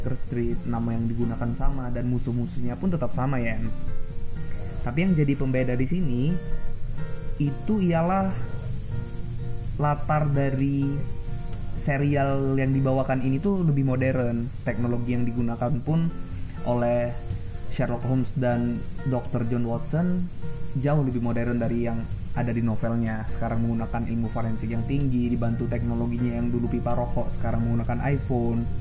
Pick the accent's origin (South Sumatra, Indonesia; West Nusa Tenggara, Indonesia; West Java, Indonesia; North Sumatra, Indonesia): South Sumatra, Indonesia; Pagar Alam; kebetulan di kampung halaman gue di pagar Pagarlam Sumatera Selatan gue punya kafe yang suka nonton bareng film lah